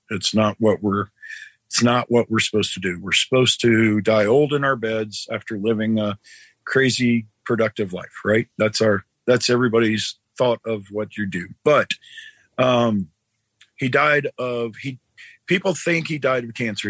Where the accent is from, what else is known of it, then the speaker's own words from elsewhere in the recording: Georgia, United States; moved away; also born or lived in Tennessee; I grew up mostly in Georgia and went to college in Georgia